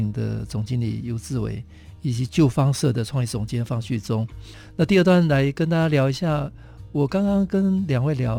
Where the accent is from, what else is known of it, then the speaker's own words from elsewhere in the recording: Taitung County, Taiwan; 我我是台东人了哈